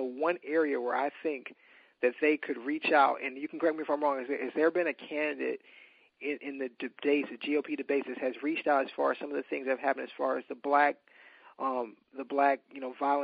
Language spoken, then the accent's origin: English; Alabama, United States; we're both from Alabama.